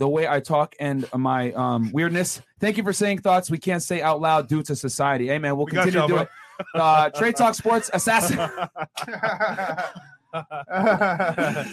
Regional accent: Northeast, United States; moved away; I'm from the Northeast

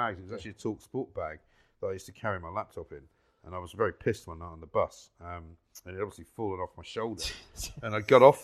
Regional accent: London, United Kingdom; I used to go to school on the tube

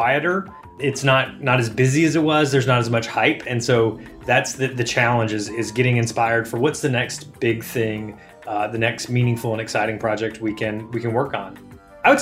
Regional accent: Alabama, United States; moved away as an adult; also born or lived in Mississippi / Georgia / North Carolina; now in Boston, United States; I am from Alabama, went to college in Mississippi, lived in Georgia and North Carolina

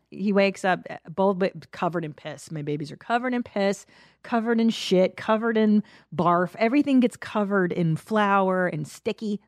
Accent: Los Angeles, California, United States; I grew up in the San Fernando Valley.

